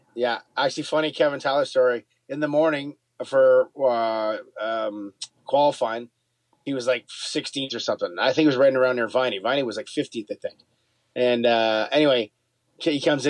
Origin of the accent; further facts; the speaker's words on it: Canada; We're Canadian